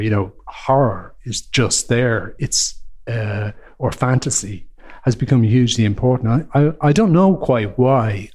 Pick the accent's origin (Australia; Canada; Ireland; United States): Ireland; as an Irish person